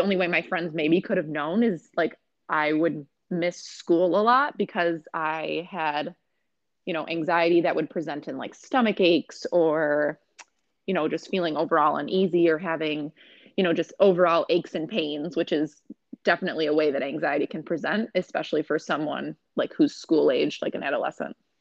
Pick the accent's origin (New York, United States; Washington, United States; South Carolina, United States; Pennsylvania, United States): New York, United States; Rochester; also born or lived in Buffalo; I'm from Rochester. I went to Rush Henrietta High School growing up